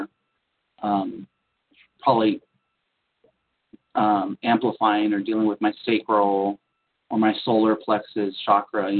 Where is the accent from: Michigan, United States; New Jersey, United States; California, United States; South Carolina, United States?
California, United States; San Diego; growing up in San Diego, California, we were right next to the ocean every day